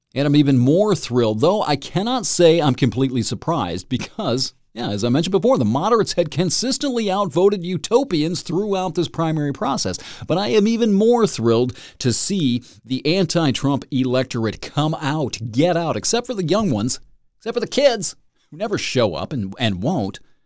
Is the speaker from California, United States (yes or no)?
no; Michigan, United States; moved away as an adult; I am in Michigan, proud Michigander. Born and bred here, took off for about fourteen years, now I'm back